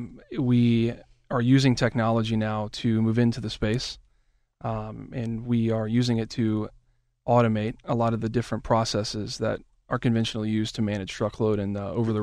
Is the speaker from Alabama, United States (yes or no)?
yes; Alabama, United States; also born or lived in Washington, D.C. / Florida; now in Pittsburgh, United States; I was born in D.C., Washington, D.C., and then I grew up in Alabama for a number of years.